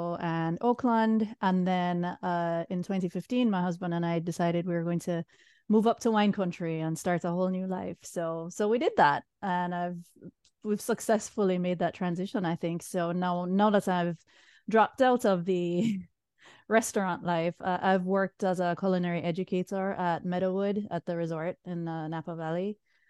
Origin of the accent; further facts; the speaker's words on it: Jamaica; moved away as an adult; now in United States; I'm originally from Jamaica. I came to the States at 18. For college. I was on the East Coast for a while